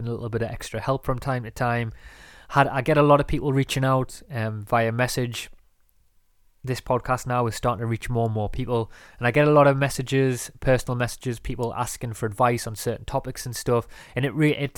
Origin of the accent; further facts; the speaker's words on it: north of England, United Kingdom; from where I'm from in England, in the north of England, there is a lot of slang